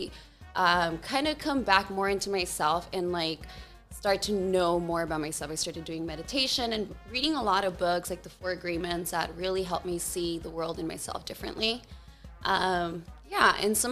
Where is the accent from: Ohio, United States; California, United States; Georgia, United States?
California, United States; Norwalk; I was born and raised in Norwalk, California, so a bit south from here, maybe about an hour